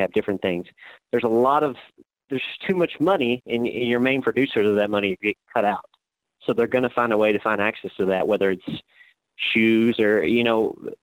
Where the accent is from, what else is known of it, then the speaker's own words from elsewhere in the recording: Louisville, Kentucky, United States; growing up in Louisville, I was 9 years old when Rick Pitino was hired